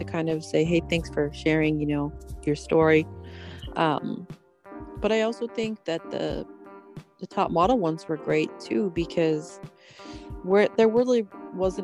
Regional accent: Pennsylvania, United States; I grew up in Pennsylvania in the country, so we hunted and stuff

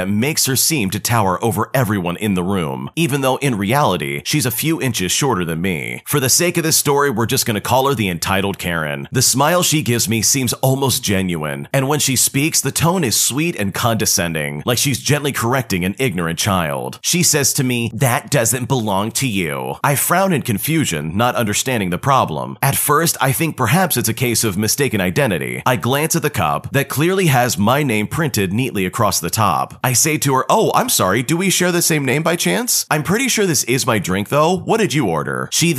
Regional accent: Australia; Now, I'm Australian, so any fellow Australians, please do not come for me.

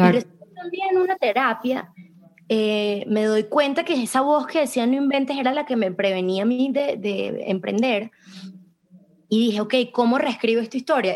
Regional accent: Venezuela; moved away as an adult; yo me fui de Venezuela con, la, con bueno, huyendo de mi país por, por mi seguridad

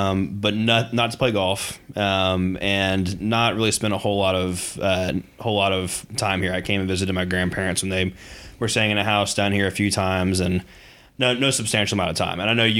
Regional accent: Raleigh, North Carolina, United States; I grew up in outside of Raleigh, North Carolina, and this was kind of, Myrtle Beach was the place that the high school seniors came for spring break

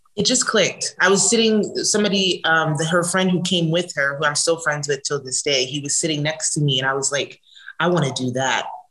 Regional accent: New Jersey, United States; moved away as an adult; now in Los Angeles, United States; I'm originally from New Jersey, but I've been living in California for the last, ooh, I don't want to age myself

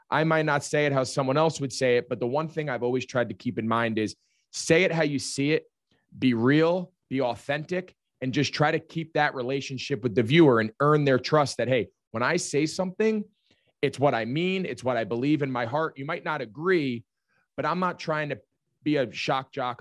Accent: outside of New York City, New Jersey, United States; growing up outside of New York City

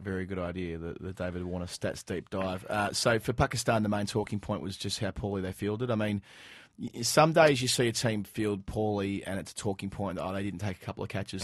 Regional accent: Dandenong, Victoria, Australia; I, I grew up in Dandenong

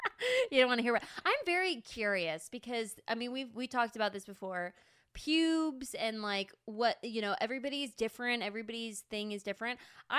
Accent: Apple Valley, United States; I grew up in Apple Valley.

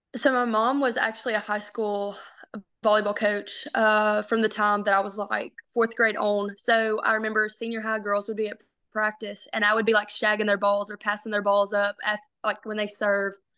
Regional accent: Palestine, Arkansas, United States; I grew up in Palestine, Arkansas.

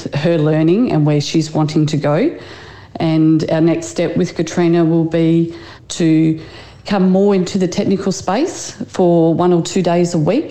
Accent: New South Wales, Australia; I grew up in New South Wales.

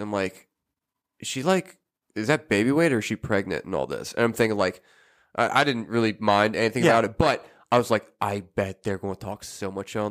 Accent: United States; As an American

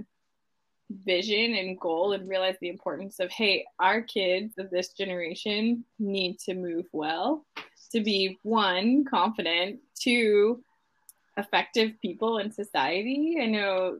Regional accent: Midwest, United States; growing up in the Midwest

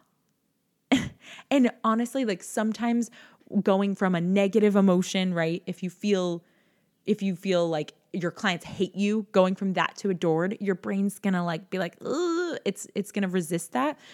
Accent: New York, United States; I'm from New York

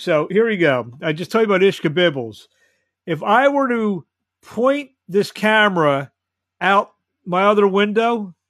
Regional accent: Philadelphia, Pennsylvania, United States; I'm from Philadelphia. I'm actually a mile away from where you'll be doing your thing

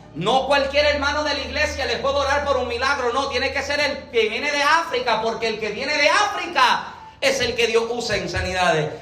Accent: Puerto Rico; moved away as an adult; now in Massachusetts, United States; soy boricua.

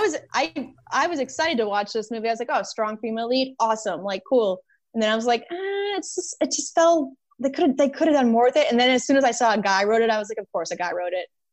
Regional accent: Boston, Massachusetts, United States; moved away as an adult; now in California, United States; I grew up in Boston, when I moved to California, like when did I move here? Twelve years ago.

